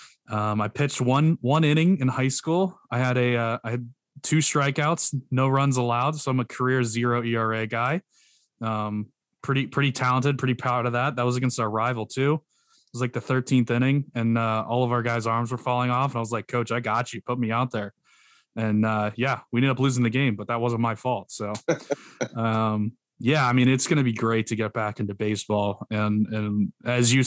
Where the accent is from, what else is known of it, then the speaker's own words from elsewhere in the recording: South Carolina, United States; I grew up in the South, so big Braves fan from South Carolina